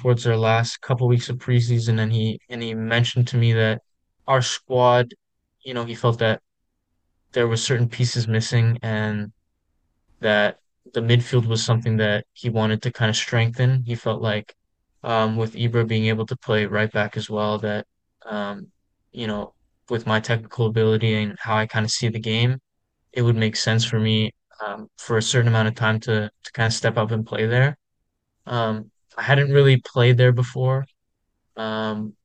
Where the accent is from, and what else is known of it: Vancouver, British Columbia, Canada; born or raised there